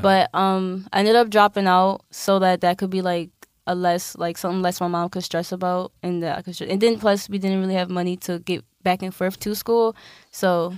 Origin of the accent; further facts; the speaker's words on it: Philadelphia, Pennsylvania, United States; I'm from West